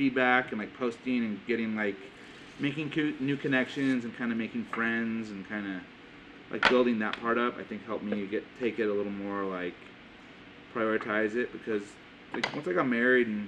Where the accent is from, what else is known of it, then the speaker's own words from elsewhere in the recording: Southern California, United States; growing up in Southern California